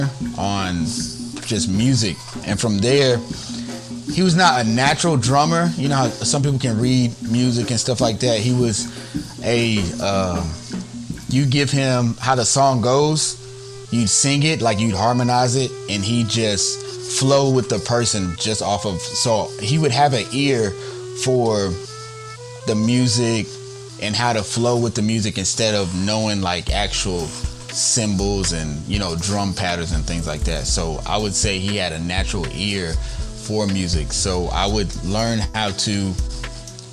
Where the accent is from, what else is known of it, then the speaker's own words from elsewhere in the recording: Newnan, Georgia, United States; I come from Noonan, Georgia. So definitely the Georgia area